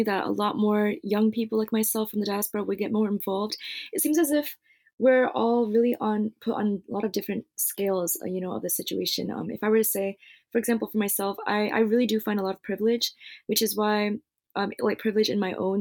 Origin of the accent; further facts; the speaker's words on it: United States; growing up in the United States